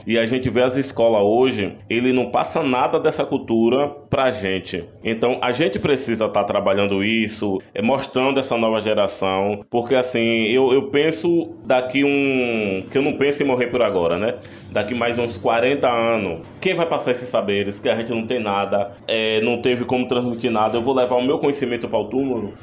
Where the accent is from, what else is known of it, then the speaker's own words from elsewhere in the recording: Antônio Cardoso, Bahia, Brazil; Nasci em Antônio Cardoso e moro até hoje em Antônio Cardoso